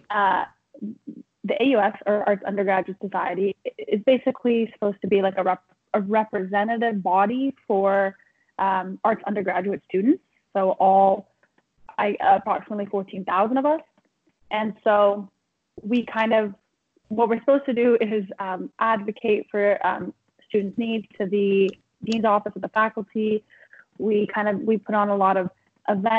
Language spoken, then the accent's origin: English; Toronto, Ontario, Canada; moved away as an adult; now in Vancouver, Canada; So I'm from Toronto, so I moved all the way across the country to go to UBC in Vancouver